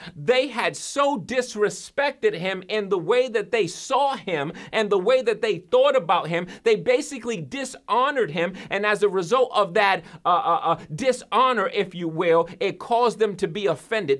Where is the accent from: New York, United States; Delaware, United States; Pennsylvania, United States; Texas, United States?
New York, United States; also born or lived in central Massachusetts; now in Massachusetts, United States; I'm from New York, but when I first came, uh, out here to Massachusetts